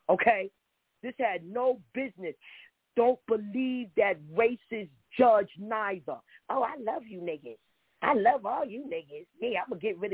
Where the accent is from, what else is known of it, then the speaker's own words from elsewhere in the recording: New York City, New York, United States; I'm in the Bronx. I'm from Harlem.